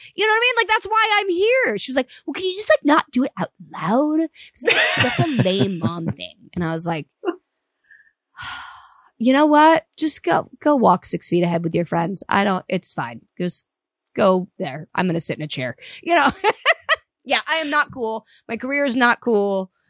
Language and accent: English; Los Alamitos, California, United States; also born or lived in Cypress / Seal Beach; driving from Orange County to L A every day